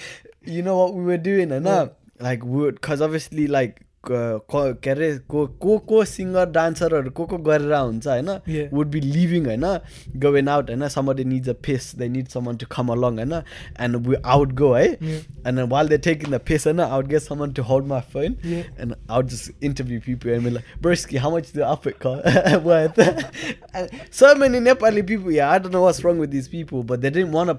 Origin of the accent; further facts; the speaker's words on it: United Kingdom; I think because we know what being British is, and it's so bland, like respectfully.